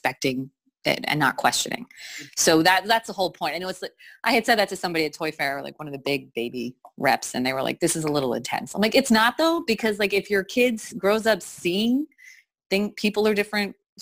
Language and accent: English; Wayne, New Jersey, United States; moved away; also born or lived in Philadelphia; I grew up in Wayne, New Jersey